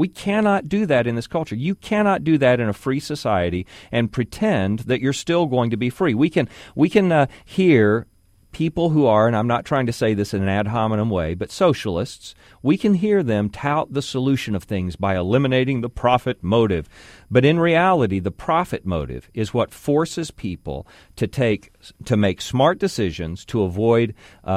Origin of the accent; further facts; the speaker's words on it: United States; As Americans